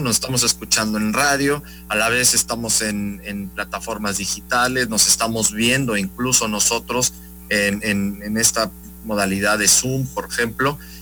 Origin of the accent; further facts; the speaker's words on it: Veracruz, Mexico; somos veracruzanos, mexicanos